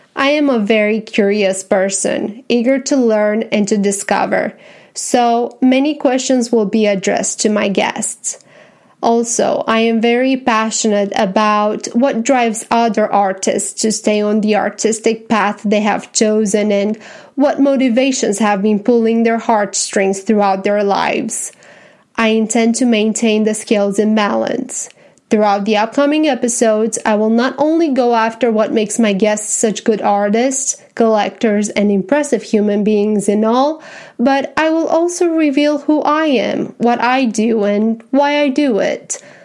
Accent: Romania; English is a second language; now in Tennessee, United States; I was born and raised in Romania and that now I am a happy American citizen living in Tennessee

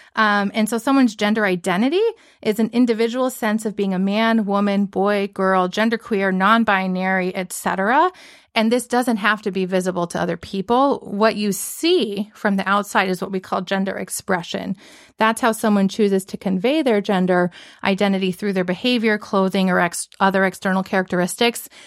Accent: the South, United States; moved away; growing up in the South

